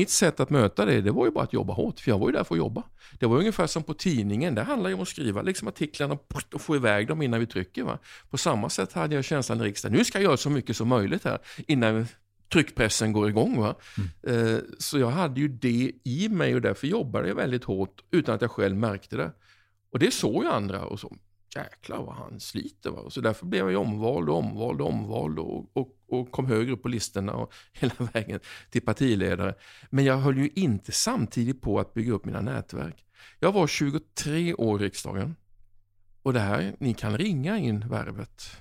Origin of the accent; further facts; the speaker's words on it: Oskarshamn, Kalmar County, Sweden; Eh, jag kom från Oskarshamn. Helt plötsligt så var jag under Kristallkronorna 94 och jag kände mig verkligen som en främling.